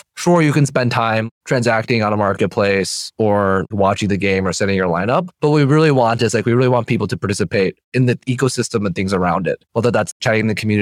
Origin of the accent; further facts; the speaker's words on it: Minnesota, United States; I'm from Minnesota